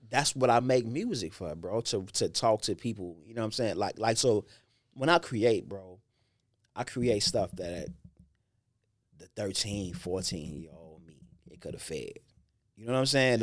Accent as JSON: {"language": "English", "town": "Chicago", "region": "Illinois", "country": "United States", "tie": "born or raised there", "said": "I grew up in Inglewood"}